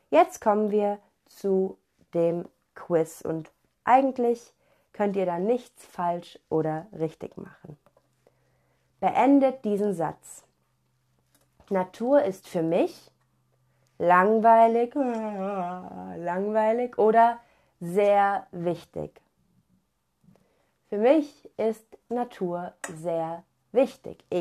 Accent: Cologne, North Rhine-Westphalia, Germany; Ich persönlich bin in einer großen Stadt aufgewachsen. Ich komme aus Köln in Deutschland und da gibt es sehr, sehr viele Menschen und die ist sehr groß. Deswegen bin ich eigentlich ein Stadtmensch.

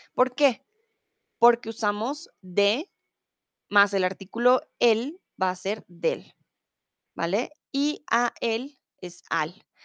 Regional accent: Bogotá, Colombia; now in Germany; Soy de Colombia, de la capital de Bogotá. Comúnmente vivo en Alemania

